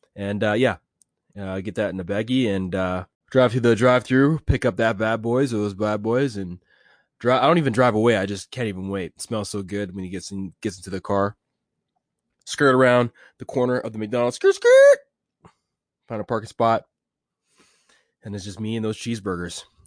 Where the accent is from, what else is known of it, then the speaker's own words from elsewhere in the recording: Edmonton, Alberta, Canada; I'm from Edmonton, Alberta